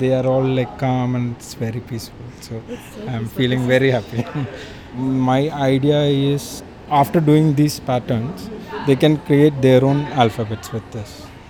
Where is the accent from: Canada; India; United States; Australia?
India; Kochi, Kerala; I'm from Cochin, and I do calligraphy and hand lettering.